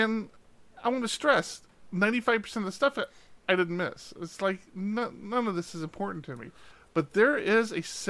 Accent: East Coast, United States; now in West Coast, United States; I grew up on the East Coast

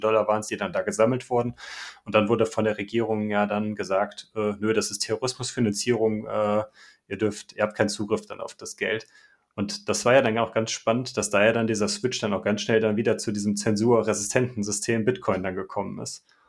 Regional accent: Germany; bei uns in Deutschland

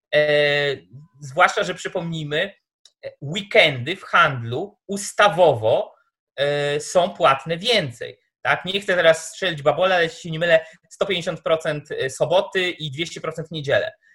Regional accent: Tomaszów Mazowiecki, Łódź Voivodeship, Poland; ja jestem z Tomaszowa Mazowieckiego

